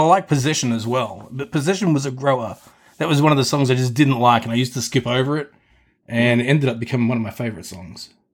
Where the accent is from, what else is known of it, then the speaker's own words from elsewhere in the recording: Australia; when I was growing up in Australia